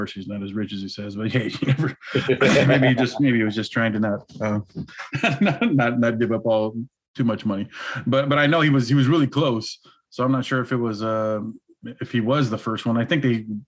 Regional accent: Los Angeles, California, United States; We're both from the Los Angeles area

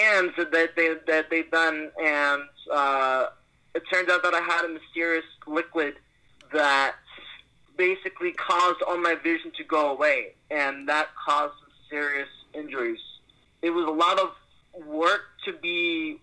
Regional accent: Seattle, Washington, United States; also born or lived in New York; Originally, I'm from New York. I lived there ever since until I turned 4. I left New York, and I moved to Seattle, and I've been here in Seattle for my whole life

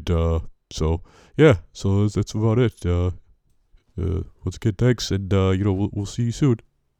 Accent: Woonsocket, Rhode Island, United States; So I'm from Woonsocket originally, and still live here. I haven't gone too far. We love Woonsocket, home of the pajama pants, and hot wieners.

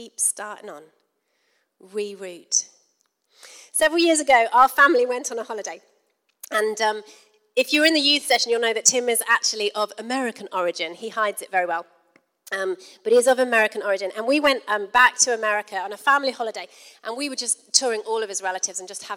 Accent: United Kingdom; We're from Britain.

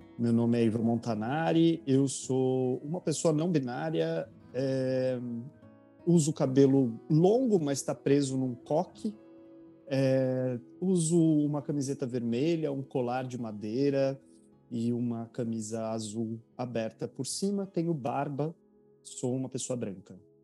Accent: Bragança Paulista, São Paulo, Brazil; moved away as an adult; now in São Paulo, Brazil; eu sou de Bragança Paulista, essa cidade que eu trabalhei na Secretaria de Cultura, nasci, cresci, vivi lá até três anos atrás

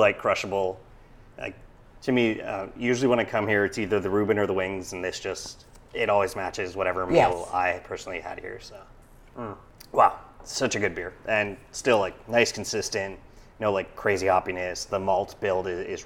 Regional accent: Quebec, Canada; as a Canadian. As a Quebecer

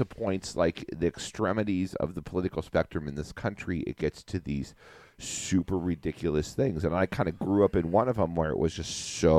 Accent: Casper, Wyoming, United States; born or raised there; moved away

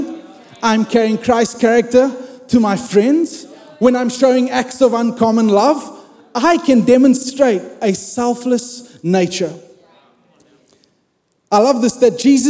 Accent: South Africa; I grew up in South Africa

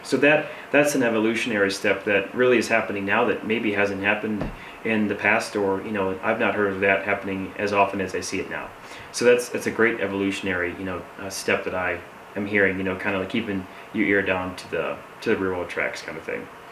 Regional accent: Saginaw, Michigan, United States; now in Grand Junction, United States; I'm originally from Michigan, and I currently am living in Colorado in Grand Junction

